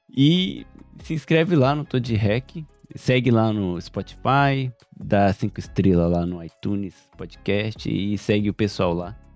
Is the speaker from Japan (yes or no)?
yes; Japan; eu não sei em português porque eu cresci aqui no Japão